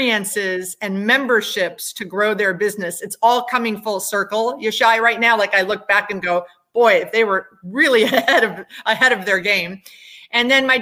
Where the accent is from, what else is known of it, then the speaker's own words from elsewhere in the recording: Milwaukee, Wisconsin, United States; I was born in Milwaukee, Wisconsin. So I'm a cheesehead